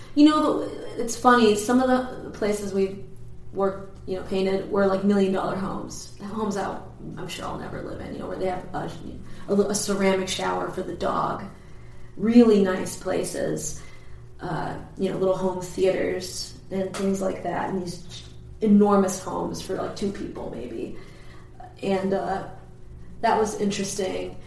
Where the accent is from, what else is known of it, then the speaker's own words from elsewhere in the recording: Perkiomenville, Pennsylvania, United States; also born or lived in New Jersey; The town that I'm originally from, well, I mean, I'm originally from New Jersey, I guess, but uh, the town we moved to later it was it's called Perkiomenville